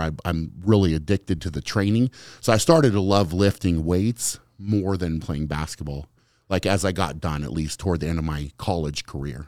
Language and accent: English; Fort Lupton, Colorado, United States; I grew up in Fort Lupton was the name of the town